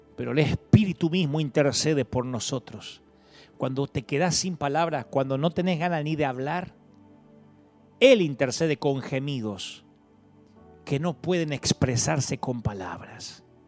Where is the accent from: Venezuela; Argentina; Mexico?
Argentina; Billinghurst, Buenos Aires Province; yo nací en Billingwood, San Martín